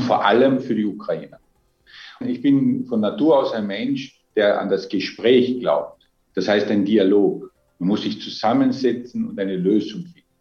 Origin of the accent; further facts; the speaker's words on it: Austria; Als Österreicher